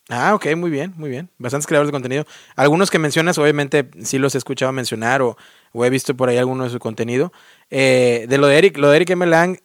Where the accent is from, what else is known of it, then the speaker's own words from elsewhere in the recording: Mexico; now in United States; Yo soy el único mexicano